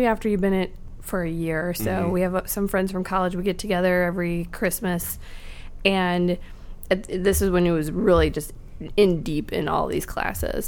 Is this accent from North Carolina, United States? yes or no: no; Polo, Illinois, United States; now in Chicago, United States; I'm from a small little town called Polo, Illinois. 2,500 people